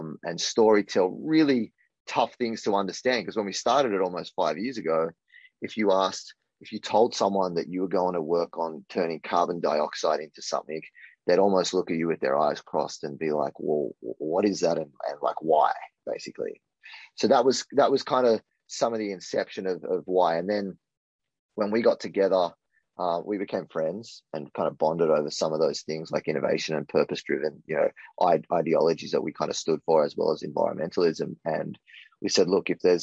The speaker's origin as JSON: {"language": "English", "country": "Australia", "also_born_or_lived": "Texas", "moved": "as an adult", "lives_now": "New York, United States", "said": "I'm from Australia and I'm from an island, right? And I moved to this concrete jungle in New York"}